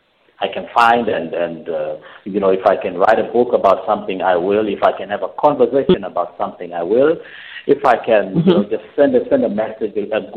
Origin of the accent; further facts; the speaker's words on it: Harare, Zimbabwe; moved away as an adult; now in Seychelles; I was born in Zimbabwe, grew up in Harare, and found my way out to the Seychelles, and I've been here ever since.